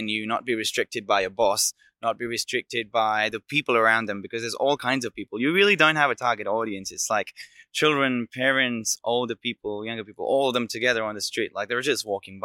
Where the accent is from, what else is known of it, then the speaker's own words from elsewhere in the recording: Delhi, India; moved away as an adult; now in Melbourne, Australia; I'm from India, from Delhi. And I'm now based out of Melbourne in South Bank